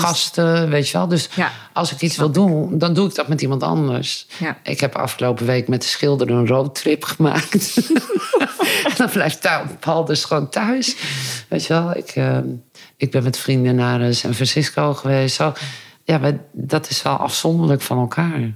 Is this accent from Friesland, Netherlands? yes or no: yes; Friesland, Netherlands; now in Aalten, Netherlands; Ik ben opgegroeid in Friesland